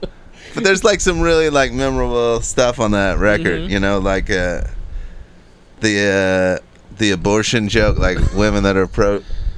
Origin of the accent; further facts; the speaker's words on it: Ludlow, Kentucky, United States; The city is called Ludlow, Kentucky.